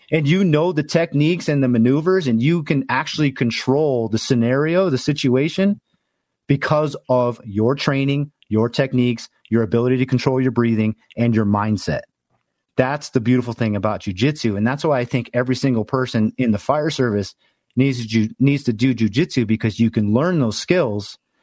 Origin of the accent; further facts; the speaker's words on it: Los Angeles, California, United States; moved away as an adult; I'm originally from Los Angeles.